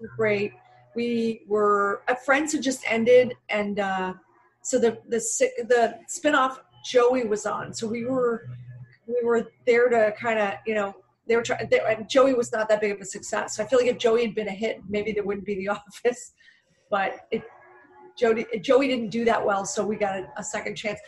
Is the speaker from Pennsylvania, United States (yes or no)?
yes; Philadelphia, Pennsylvania, United States; now in Los Angeles, United States; originally from Philadelphia